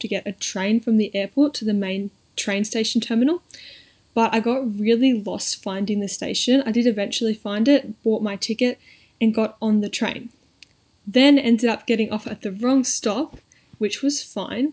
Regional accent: Sydney, New South Wales, Australia; I'm from Sydney, which is quite a small city

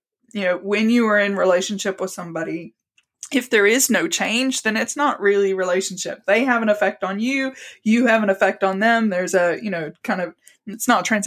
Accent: the American South, United States; now in Salisbury, United Kingdom; I grew up, as you can probably tell from my accent, in the American South. My dad worked in construction, so we moved around a lot, but American South was consistent throughout that area, so Southeast.

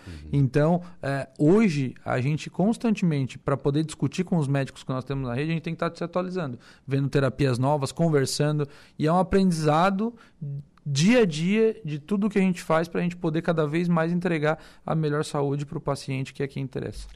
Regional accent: Armazém, Santa Catarina, Brazil; eu sou natural de Armazém, né? Uma cidadezinha de 5 mil habitantes, tinha 5 mil na época é, ali próximo a Tubarão. Uhum. E, e, cresci naquela cidade

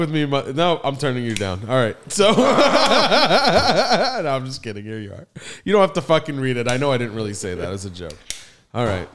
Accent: Philadelphia, Pennsylvania, United States; moved away; also born or lived in Miami; I'm coming from Philly

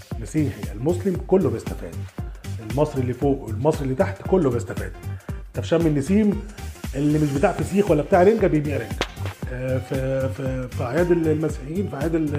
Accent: Egypt; احنا كمصريين

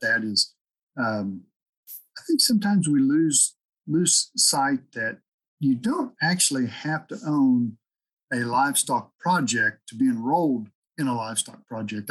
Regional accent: Oklahoma, United States; also born or lived in Stafford County, Kansas; now in Kansas, United States; people from Oklahoma I grew up

